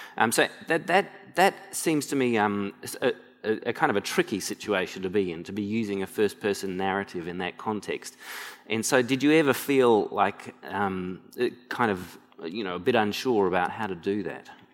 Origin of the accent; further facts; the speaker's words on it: Brisbane, Queensland, Australia; growing up in Brisbane, um, as I did uh, in the northern suburbs of Brisbane